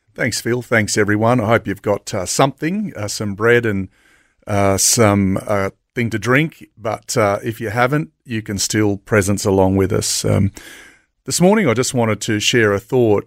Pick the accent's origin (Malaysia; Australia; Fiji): Australia; Logan, Queensland; I grew up in Logan West. So I was born in Logan West back